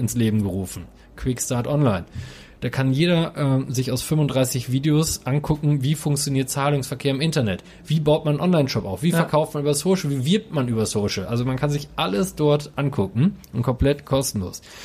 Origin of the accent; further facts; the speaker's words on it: Coesfeld, North Rhine-Westphalia, Germany; Coesfeld und Holtweg sind für mich immer der sichere Hafen.